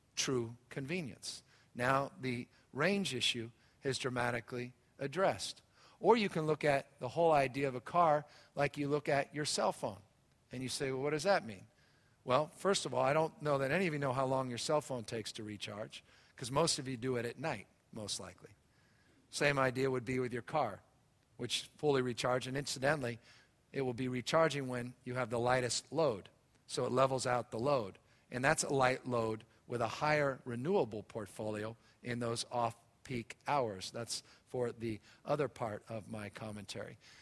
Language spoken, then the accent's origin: English; San Francisco, California, United States; I was raised out here in San Francisco